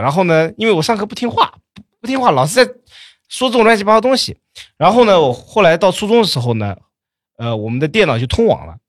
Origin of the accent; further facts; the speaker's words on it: Jiaxing, Zhejiang, China; 我老家嘉兴的